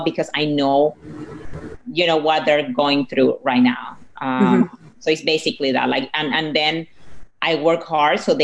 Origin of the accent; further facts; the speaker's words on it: Venezuela; English is a second language; moved away; my husband, we are from Venezuela, so we're Latinos